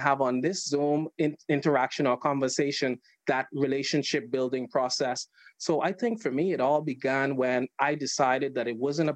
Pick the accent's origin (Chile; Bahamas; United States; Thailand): Bahamas; now in United Kingdom; I'm from the Bahamas. I'm based in the UK.